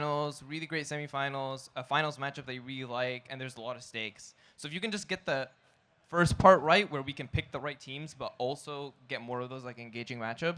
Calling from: Seattle, Washington, United States

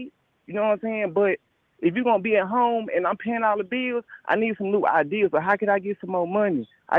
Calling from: Dallas, Texas, United States; Hey, Jay, I'm from Dallas, Texas.

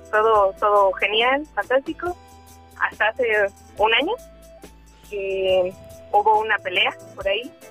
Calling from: Iztapalapa, Mexico City, Mexico; pues de acá de Iztapalapa.

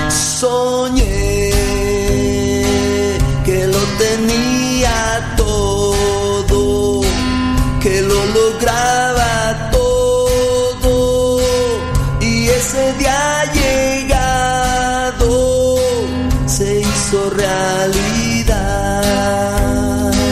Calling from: Denver, Colorado, United States; lo escuchamos desde Denver. Este programa nos ha ayudado.

